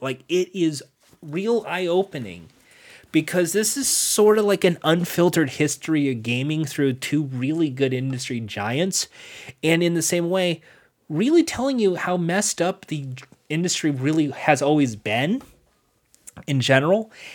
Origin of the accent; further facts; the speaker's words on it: United States; I'm American